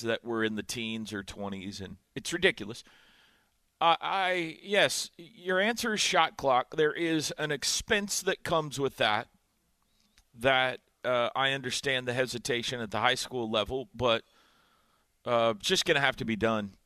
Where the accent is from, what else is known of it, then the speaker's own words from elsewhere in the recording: Indiana, United States; moved away; growing up in Indiana